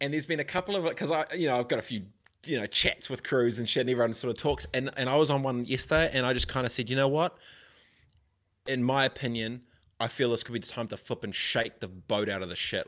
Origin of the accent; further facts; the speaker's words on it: New Zealand; growing up in Aronoia, in my high school, in my seventh form